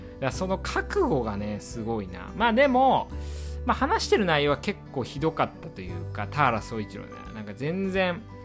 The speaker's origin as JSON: {"language": "Japanese", "region": "Iwate", "country": "Japan", "tie": "born or raised there", "moved": "yes", "lives_now": "Tokyo, Japan", "said": "私ね岩手出身なんですけど"}